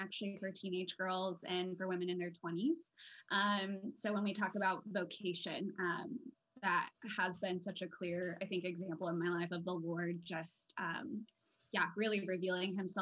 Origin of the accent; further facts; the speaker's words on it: Indiana, United States; I'm from Indiana, like Hoosier through and through